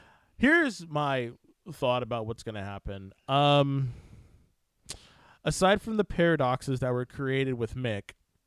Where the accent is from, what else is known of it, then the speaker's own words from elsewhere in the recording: Fresno, California, United States; I grew up in Fresno, California